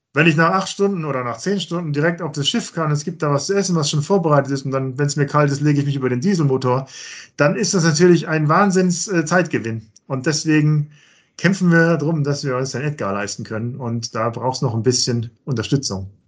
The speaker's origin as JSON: {"language": "German", "country": "Germany", "said": "bei uns in Deutschland"}